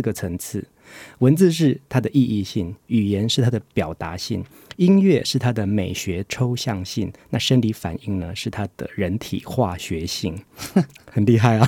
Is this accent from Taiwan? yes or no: yes; Taiwan; 我们自己台湾的在地人在做反思这件事情